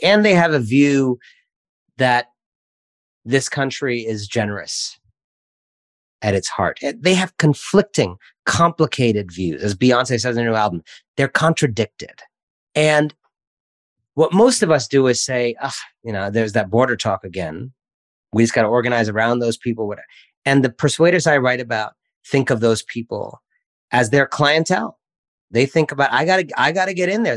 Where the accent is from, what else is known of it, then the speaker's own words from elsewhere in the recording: Washington, District of Columbia, United States; also born or lived in Cleveland, Ohio / France / India; I lived in France for a few years when I was a child, then mostly in Washington, D.C., middle school onward